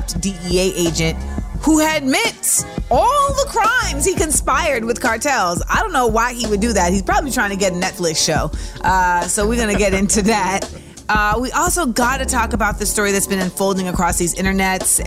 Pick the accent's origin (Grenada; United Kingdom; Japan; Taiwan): Grenada; I am not Trinidadian. I am Grenadian.